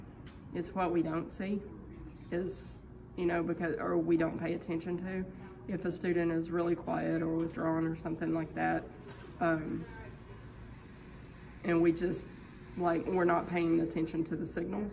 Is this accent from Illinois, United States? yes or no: no; Arkansas, United States; now in Texas, United States; Coming from Arkansas